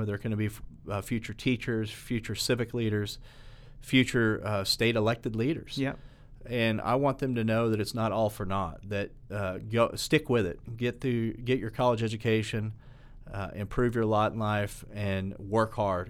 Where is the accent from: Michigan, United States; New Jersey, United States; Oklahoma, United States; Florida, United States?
Oklahoma, United States; Catoosa; I grew up in Catoosa uh, and and played soccer there